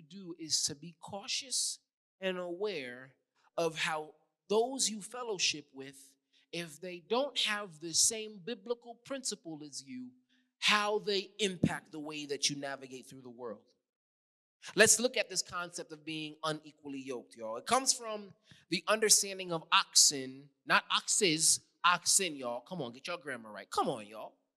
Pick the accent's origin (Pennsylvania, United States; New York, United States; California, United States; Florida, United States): New York, United States; New York City; accent: New York; moved away; I'm from New York